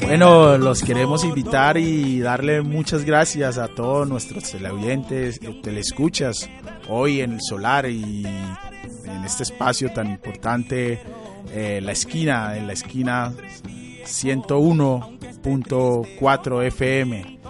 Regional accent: Quito, Pichincha, Ecuador; moved away as an adult; now in Medellín, Colombia; yo nací en Quito, yo nací en Quito, crecí en Quito

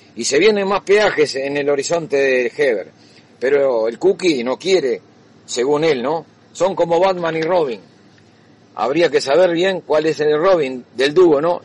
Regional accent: Uruguay; estamos al medio de dos países

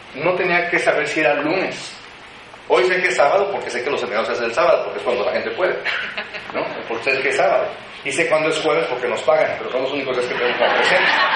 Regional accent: Morelia, Michoacán, Mexico; moved away as an adult; now in Mexico City, Mexico; Yo soy de originario de la ciudad de Morelia

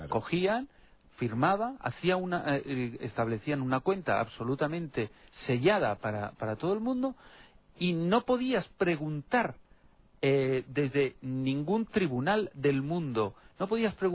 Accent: Spain; En mi país de origen, en España

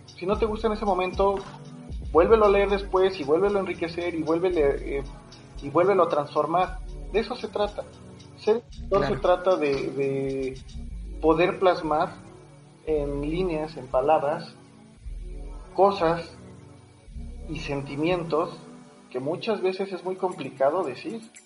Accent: Mexico; como mexicano como paisano

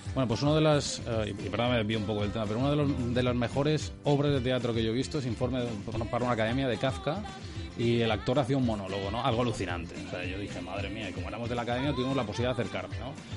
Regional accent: Magaluf, Balearic Islands, Spain; yo soy de Magaluf de toda la vida

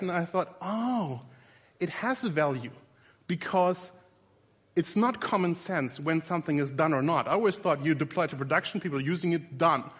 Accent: Berlin, Germany; In a very literal sense, I'm from Berlin, Germany.

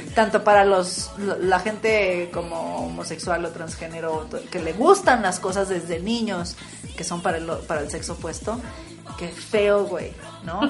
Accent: Torreón, Coahuila, Mexico; en el pinche desierto de Torreón

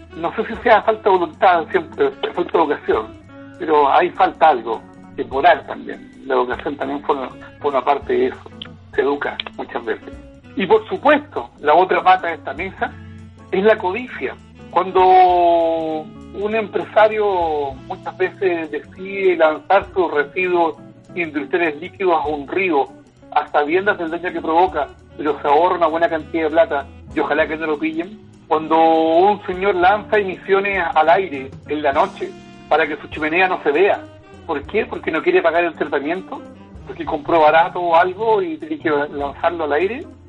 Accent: Antofagasta, Chile; also born or lived in Los Ángeles; now in Batuco, Chile; nací en la ciudad de Antofagasta

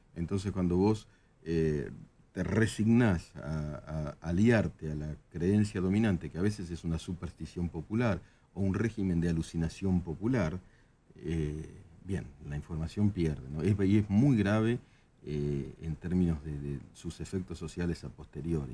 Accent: Argentina; los argentinos este, íbamos a Brasil

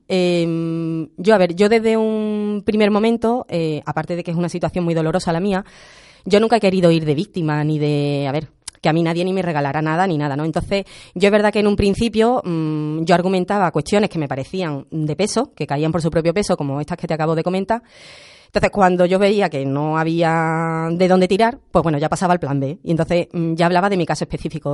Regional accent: Andalusia, Spain; soy andaluza por convicción

